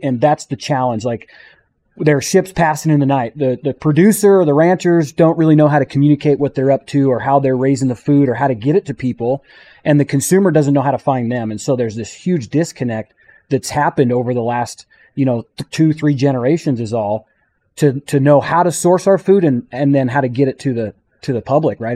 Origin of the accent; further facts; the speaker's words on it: St. George, Utah, United States; I'm from Saint George, Utah